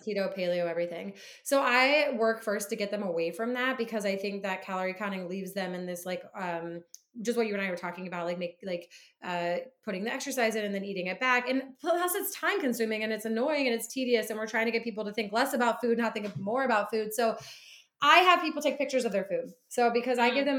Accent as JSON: {"language": "English", "region": "Midwest", "country": "United States", "tie": "born or raised there", "also_born_or_lived": "South Carolina", "moved": "as an adult", "lives_now": "Boston, United States", "said": "I grew up in the Midwest."}